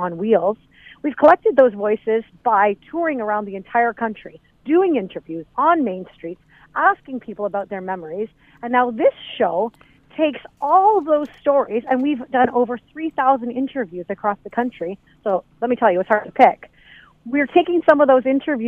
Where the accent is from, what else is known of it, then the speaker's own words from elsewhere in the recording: Ancaster, Ontario, Canada; I loved my hometown, Ancaster